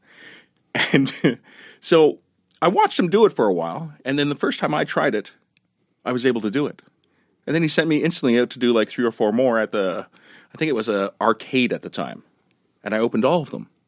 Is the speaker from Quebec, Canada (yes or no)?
yes; Montreal, Quebec, Canada; I grew up in La Salle, right next to Verdun